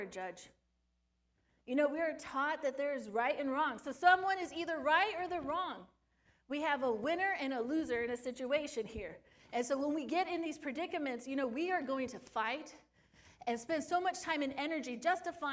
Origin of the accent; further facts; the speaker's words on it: Sun Valley, California, United States; moved away; also born or lived in Phoenix, Arizona; Sun Valley, my hometown